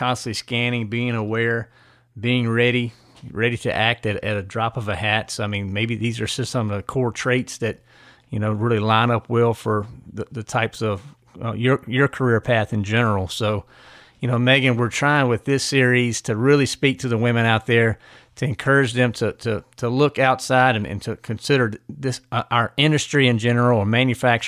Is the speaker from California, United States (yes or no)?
no; Mecklenburg County, Virginia, United States; I'm from Mecklenburg County.